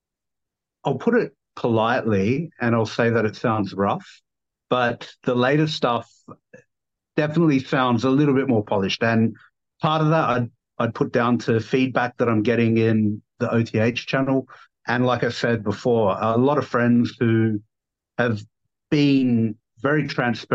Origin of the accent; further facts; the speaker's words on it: Adelaide, South Australia, Australia; accent: down under; moved away as an adult; now in Kuala Lumpur, Malaysia; originally born and raised in South Australia, Adelaide